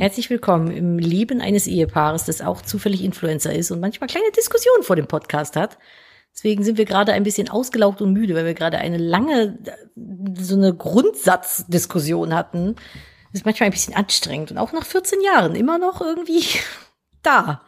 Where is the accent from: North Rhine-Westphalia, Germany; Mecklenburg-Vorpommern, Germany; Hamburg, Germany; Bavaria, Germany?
North Rhine-Westphalia, Germany; Cologne; Wir sind aus Köln